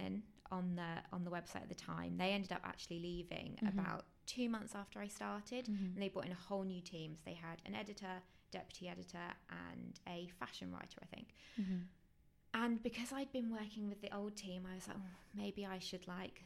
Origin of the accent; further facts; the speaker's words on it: Worthing, South East England, United Kingdom; moved away as an adult; also born or lived in London; I'm from Worthing near Brighton, mm-hmm, so on the coast